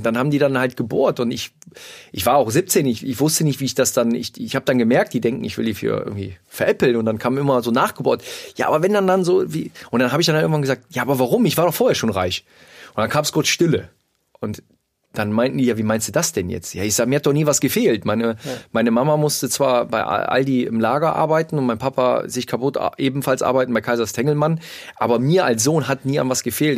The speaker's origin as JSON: {"language": "German", "town": "Mönchengladbach", "region": "North Rhine-Westphalia", "country": "Germany", "said": "ich komme aus Mönchengladbach"}